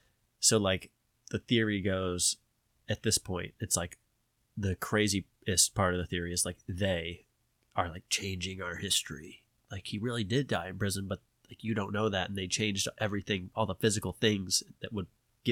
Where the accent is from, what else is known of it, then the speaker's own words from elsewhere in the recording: the South, United States; I'm from the South, so our teachers often have a Southern accent.